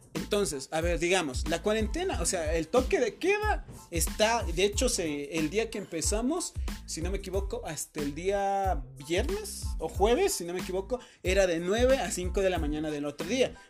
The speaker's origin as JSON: {"language": "Spanish", "country": "Ecuador", "said": "en mi país"}